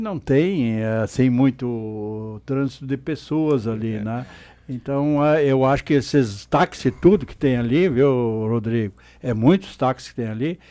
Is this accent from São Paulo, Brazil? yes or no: no; Vale do Sol, Rio Grande do Sul, Brazil; quem se criou no interior, como eu me criei lá em Trombudo na época, hoje Vale do Sol